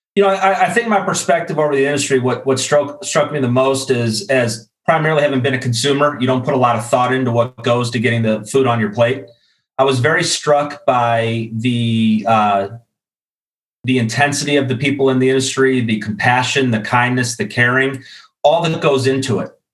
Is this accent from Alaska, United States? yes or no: no; Chicago, Illinois, United States; moved away as an adult; also born or lived in Iowa City, Iowa; now in Atlanta, United States; Originally from Chicago. I grew up in the Midwest, went to school actually at the University of Iowa, now living down in Atlanta.